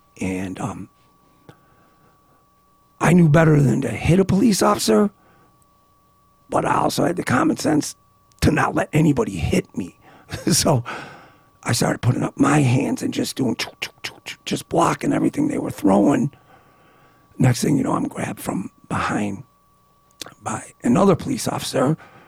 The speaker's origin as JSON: {"language": "English", "town": "Niagara Falls", "country": "United States", "tie": "born or raised there", "said": "growing up in Niagara Falls, like I said, the subject matter became part of my life as early as a 15-year-old attending high school basketball games."}